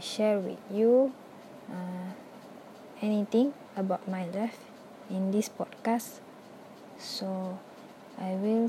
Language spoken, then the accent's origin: English; Malaysia; first language Malay; English is a second language; we are Malaysian, too awkward to speak English because we are always speak Malay. It's our main language